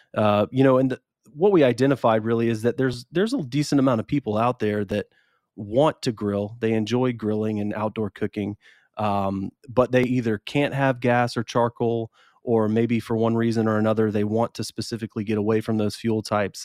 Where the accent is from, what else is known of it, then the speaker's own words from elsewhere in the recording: Columbus, Georgia, United States; moved away as an adult; also born or lived in Madison, Wisconsin; now in Columbus, United States; I'm from Columbus originally, and so uh, when I had a chance to come back, I was in Wisconsin